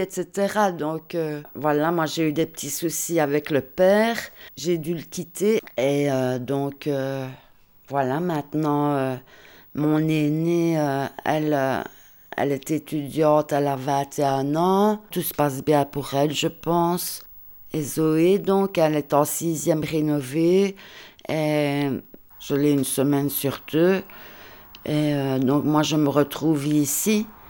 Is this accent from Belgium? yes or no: yes; Liège, Wallonia, Belgium; now in Ardennes, Belgium; je suis liégeoise, je suis expatriée ici dans les Ardennes.